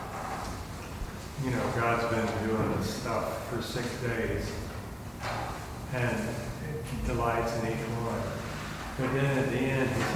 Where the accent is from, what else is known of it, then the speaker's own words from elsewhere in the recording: American South, United States; as an American, white Southern male